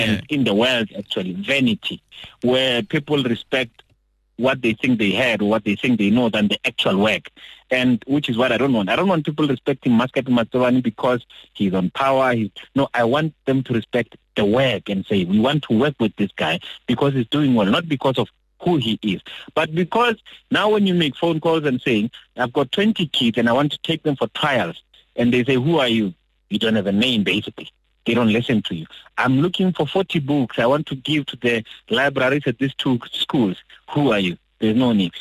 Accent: Muleji, Limpopo, South Africa; I'm from Muleji.

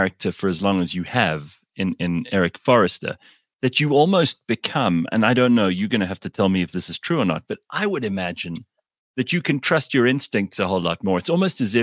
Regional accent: South Africa; these are shows that we grew up with in South Africa

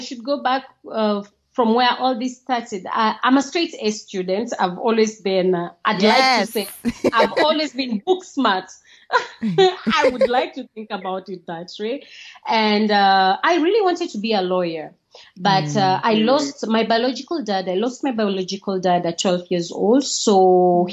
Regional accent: Kenya; moved away as an adult; also born or lived in Trans Nzoia / Siaya / Nairobi; now in Italy; I'm born and raised in Kenya

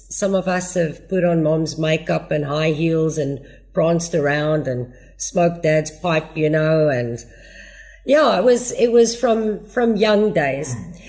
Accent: Australia; also born or lived in United States / Germany; No, I was born in the States. I was actually very lucky. My dad had a job that took him overseas a lot. So we kind of grew up overseas in Australia and in Germany.

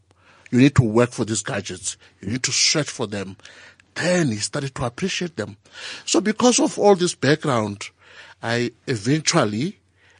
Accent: Venda, Limpopo, South Africa; born or raised there; also born or lived in Alexandra, Johannesburg

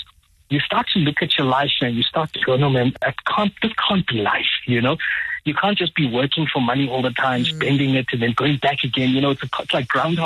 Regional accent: Mthatha, Eastern Cape, South Africa; I'm from Mthatha in the Eastern Cape

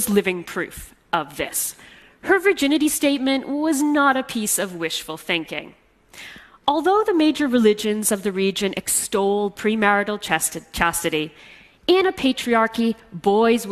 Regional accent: Canada; I'm half Egyptian, and I'm Muslim, but I grew up in Canada, far from my Arab roots

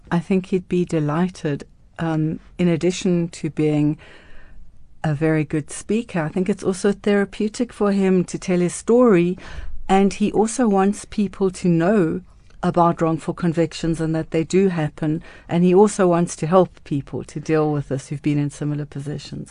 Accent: Cape Town, Western Cape, South Africa; I grew up in Cape Town in Newlands, which is a very cold, rainy, um, area.

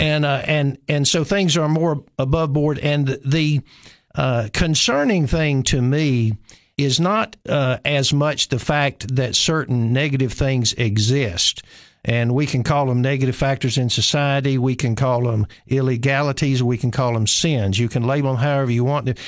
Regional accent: Nashville, Tennessee, United States; moved away as an adult; also born or lived in Cookeville, Tennessee; I'm originally from Nashville

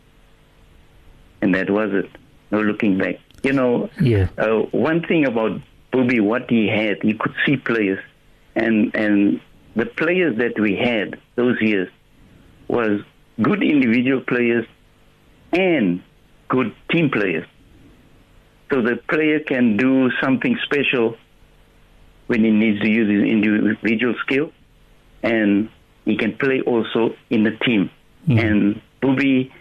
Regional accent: Cape Town, Western Cape, South Africa; we're from Bonteville

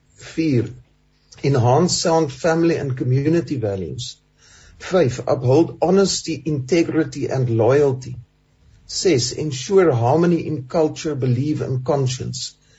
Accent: South Africa

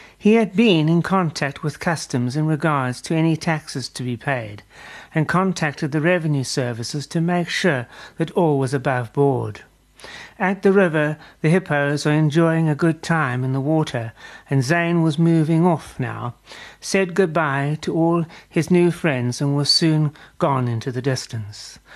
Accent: South Africa; as a South African

